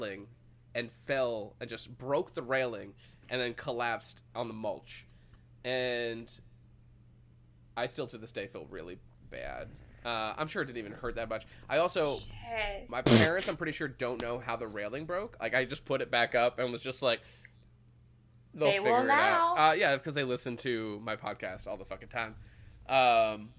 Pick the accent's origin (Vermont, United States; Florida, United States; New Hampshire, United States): New Hampshire, United States; Manchester; I'm from Manchester